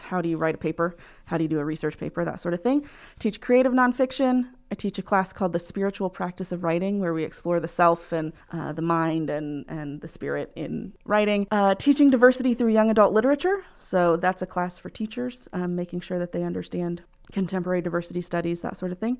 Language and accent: English; Muncie, Indiana, United States; also born or lived in New Hampshire; I'm from here, um, in Muncie. uh, Indiana